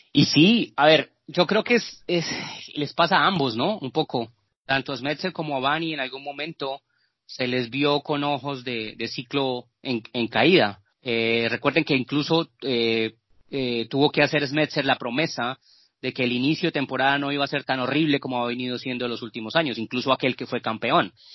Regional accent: Colombia; en Colombia, eh, en mi país

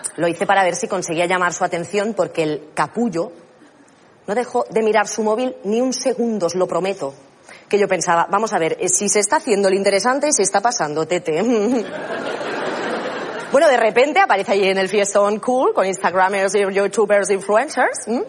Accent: Catalonia, Spain; soy catalana

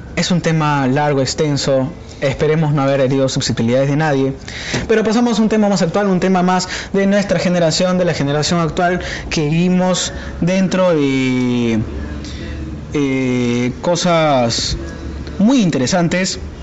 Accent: Peru; como peruano, yo quiero ser censado porque soy parte del Perú

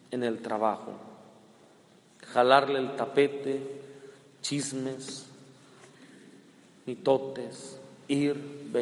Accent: Culiacán, Sinaloa, Mexico; cuando digo que soy de Culiacán, que soy de Sinaloa

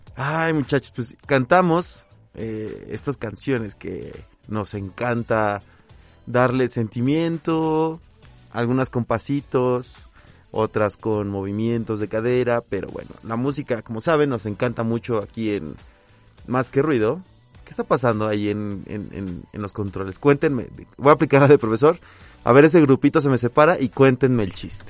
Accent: Mexico; como mexicano

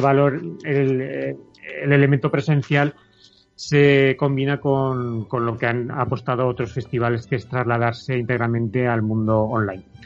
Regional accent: Tarazona, Aragon, Spain; mi pueblo, en Tarazona, Tarazona de Aragón

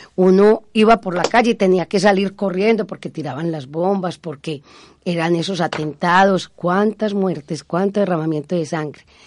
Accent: Oriente, Antioquia, Colombia; soy de Oriente

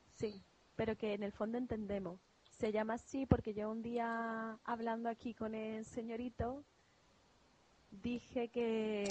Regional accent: Andalusia, Spain; also born or lived in Málaga; somos andaluces.

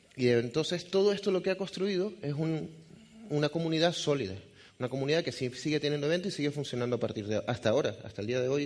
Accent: Venezuela; accent: Venezuelan; moved away; also born or lived in Galicia; soy venezolano de nacimiento, por eso el acento, aunque es difícil de decir de qué parte, pero soy gallego de corazón

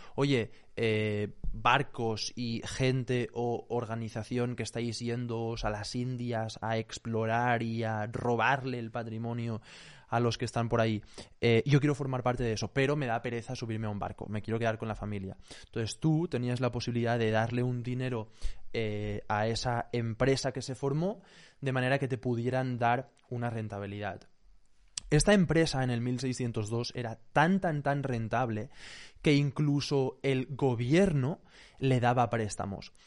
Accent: Spain

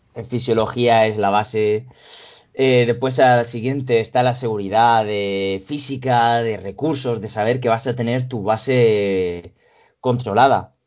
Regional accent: Region of Murcia, Spain; Se nota que soy murciano en esa expresión

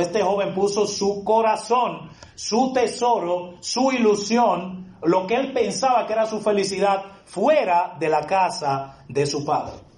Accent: Dominican Republic

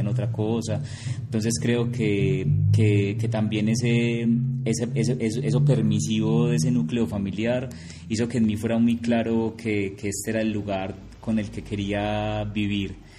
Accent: Envigado, Antioquia, Colombia; yo soy de Envigado

